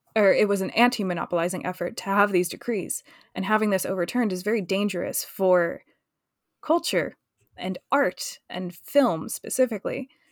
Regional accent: United States; now in London, United Kingdom; I'm American

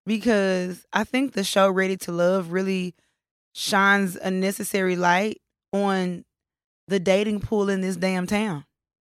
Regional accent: Dallas, Texas, United States; So where are you from? I'd be like, Dallas. They'd be like, what part? I say Oak Cliff.

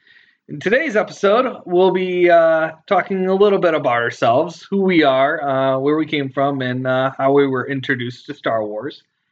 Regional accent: Howard City, Michigan, United States; also born or lived in Grand Rapids, Michigan; I was born in Grand Rapids, Michigan. I was raised in Howard City, Michigan, which is a little north of Grand Rapids. Not by a whole lot. And then I moved back to my birthplace a year after I finished my first year of college.

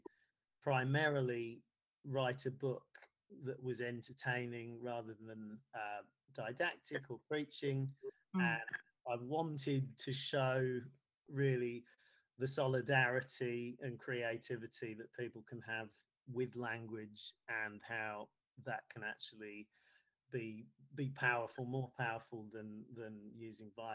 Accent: Bedfordshire, East of England, United Kingdom; also born or lived in Ghana / Nottingham; we moved to Bedfordshire to a small market town there. And then I did all of my schooling there

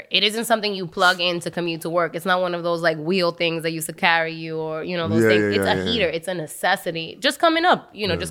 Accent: New York, United States; As a New Yorker

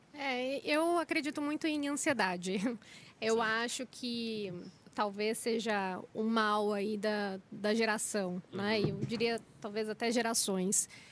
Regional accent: Itanhaém, São Paulo, Brazil; now in São Paulo, Brazil; eu saí de Itanhaém, eu acho que eu fui uma das primeiras da, da minha família que resolveu explorar

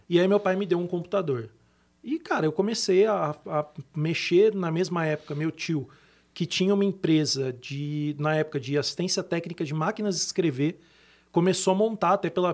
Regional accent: Brazil; Como brasileiro, a gente acaba tendo que se virar bastante aqui

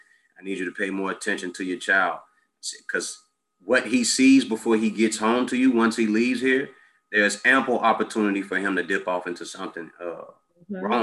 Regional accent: Chicago, Illinois, United States; also born or lived in Mississippi; I grew up on the South Side of 62nd and Woodlawn, or that community. 87th and Jeffrey, I grew up over there.

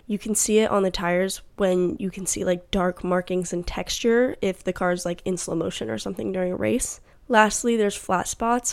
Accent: United States; we're from America

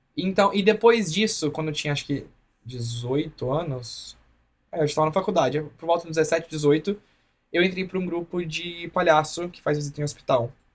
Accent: Anicuns, Goiás, Brazil; moved away as an adult; also born or lived in Goiânia / Sertãozinho; now in Colorado, United States; Eu sou de Anicuns, Goiás

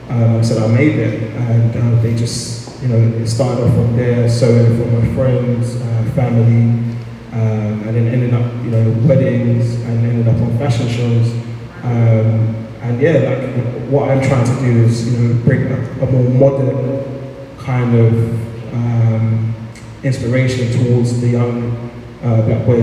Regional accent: London, United Kingdom; being a young black man, I grew up in Peckham, uh, which is South London.

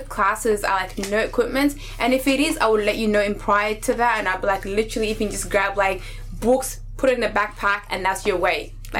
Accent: Australia; also born or lived in Somalia; now in United Kingdom; So I was born in Somalia, raised in Australia, currently living in the UK.

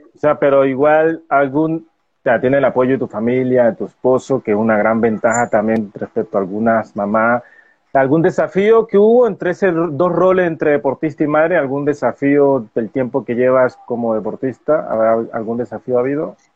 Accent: Colombia; en mi país Colombia

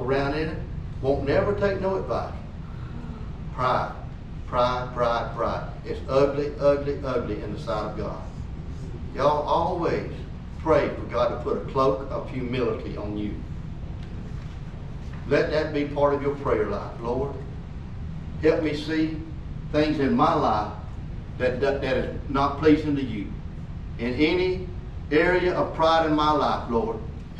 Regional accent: United States; I'm proud of being American

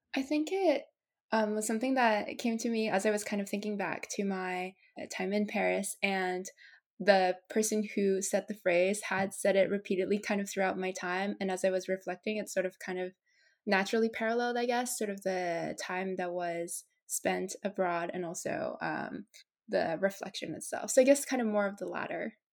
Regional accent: Japan; now in United States; had just been born and brought up in my home country which is japan

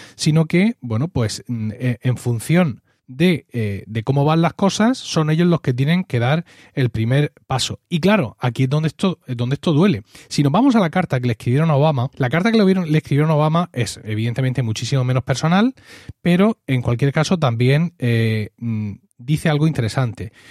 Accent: Spain; mí como español

